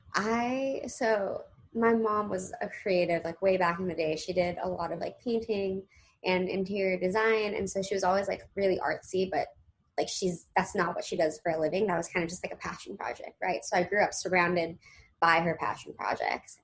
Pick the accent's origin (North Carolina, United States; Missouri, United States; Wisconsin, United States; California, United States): California, United States; Los Angeles; now in New York City, United States; I'm originally from Los Angeles. I live like right outside in the southern suburbs in Orange County. So I grew up really just surrounded by the entertainment industry